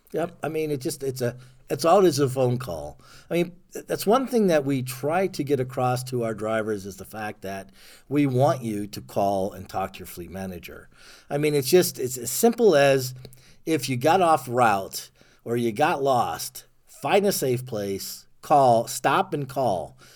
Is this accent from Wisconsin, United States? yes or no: no; Ohio, United States; moved away as an adult; also born or lived in Germany; I'm from Ohio originally